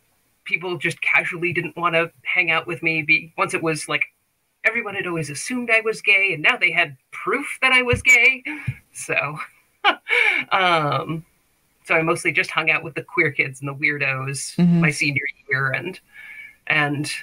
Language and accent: English; the South, United States; I was raised in the South by a conservative family